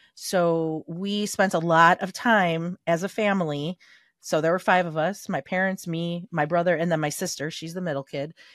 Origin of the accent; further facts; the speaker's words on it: Chicago, Illinois, United States; we were raised in Little Italy in Chicago